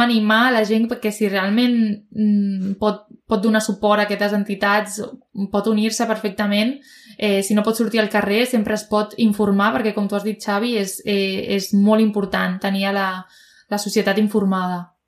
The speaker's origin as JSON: {"language": "Catalan", "area": "Province of Tarragona", "region": "Catalonia", "country": "Spain", "said": "sóc de Terres de l'Ebre, però sóc de la província"}